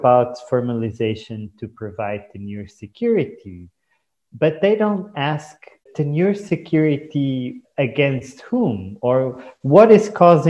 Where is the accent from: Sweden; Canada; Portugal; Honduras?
Portugal; moved away as an adult; also born or lived in Timor-Leste; I grew up in Portugal, and I grew up in a family of lawyers